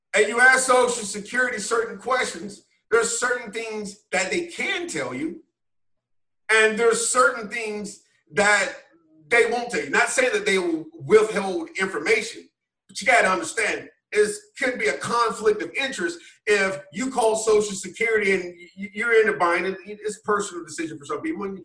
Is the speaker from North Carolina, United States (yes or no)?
yes; Wilmington, North Carolina, United States; now in DC metro area, United States; growing up, small town Wilmington, North Carolina